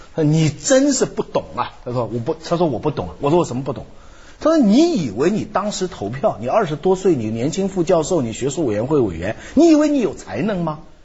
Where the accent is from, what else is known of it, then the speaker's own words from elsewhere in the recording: China; 我们中国人